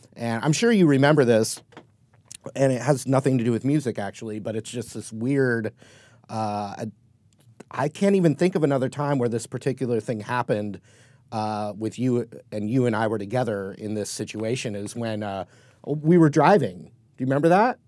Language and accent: English; Newport Beach, California, United States; where I grew up in Newport Beach, California